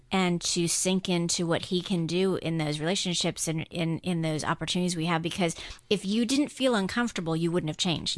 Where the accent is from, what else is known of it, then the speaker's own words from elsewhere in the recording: Guam; now in United States; I grew up on Guam